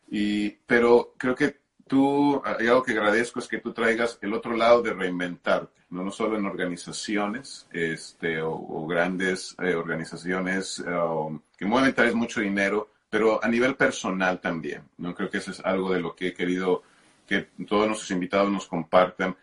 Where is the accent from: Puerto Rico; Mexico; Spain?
Mexico; hablo como mexicano